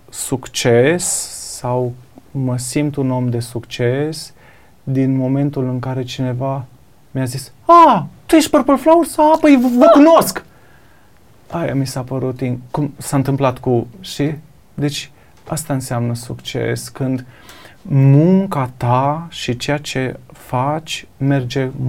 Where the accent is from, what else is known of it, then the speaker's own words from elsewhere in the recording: Sibiu, Sibiu County, Romania; Da, eu sunt de la Sibiu, mi îmi place mâncarea.